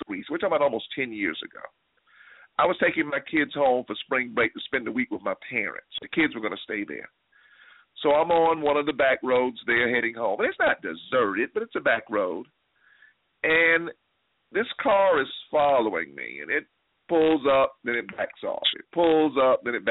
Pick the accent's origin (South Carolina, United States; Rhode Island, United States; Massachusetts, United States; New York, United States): South Carolina, United States; moved away as an adult; now in Atlanta, United States; I grew up in South Carolina, and most of you all know that. That's home.